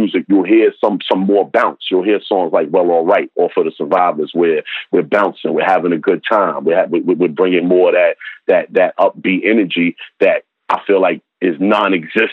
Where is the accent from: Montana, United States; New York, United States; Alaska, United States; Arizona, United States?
New York, United States; New York City; I'm from Harlem, you know, in the 80s and early 90s